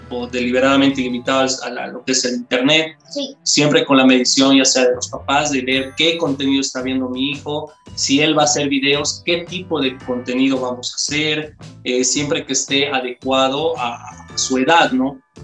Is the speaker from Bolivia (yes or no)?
yes; Bolivia; todos somos acá de Bolivia